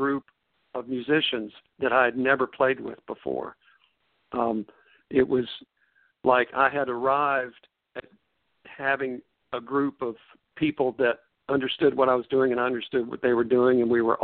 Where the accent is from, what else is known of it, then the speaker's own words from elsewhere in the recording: Forest City, North Carolina, United States; also born or lived in Chapel Hill, North Carolina; I was born and raised in Forest City, and that's sort of between Charlotte and Asheville